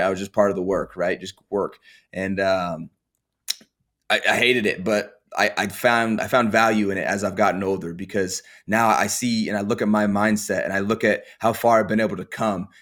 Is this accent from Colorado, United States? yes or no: yes; Colorado, United States; I grew up in Colorado